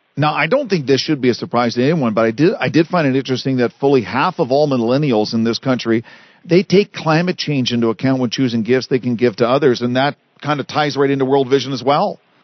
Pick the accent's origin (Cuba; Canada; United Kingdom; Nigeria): Canada; as a Canadian